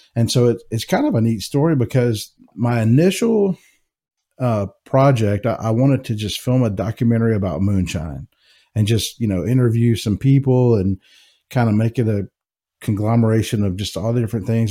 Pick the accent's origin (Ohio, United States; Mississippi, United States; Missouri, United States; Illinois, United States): Mississippi, United States; Jackson; moved away as an adult; also born or lived in Knoxville, Tennessee; now in Kentucky, United States; I was born and raised in Jackson, Mississippi. Um, so, I'm a Southern boy